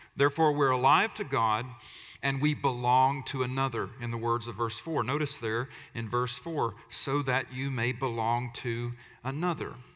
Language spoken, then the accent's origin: English; United States; we talk about freedom a lot as Americans